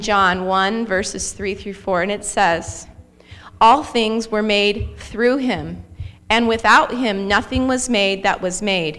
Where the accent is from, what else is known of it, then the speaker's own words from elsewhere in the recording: Arcadia, Florida, United States; I was raised in Arcadia, Florida.